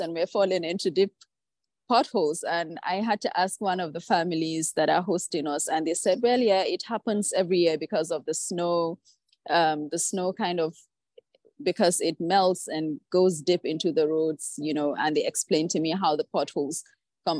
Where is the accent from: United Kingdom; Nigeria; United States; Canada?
Nigeria; growing up in Nigeria